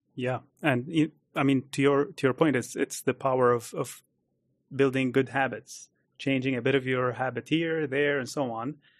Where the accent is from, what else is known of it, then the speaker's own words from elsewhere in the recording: Abu Dhabi, United Arab Emirates; also born or lived in United States; I grew up in Abu Dhabi